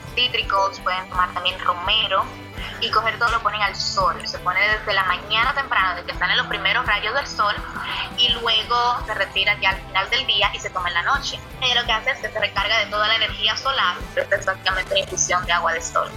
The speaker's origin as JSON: {"language": "Spanish", "country": "Dominican Republic", "said": "yo soy dominicana"}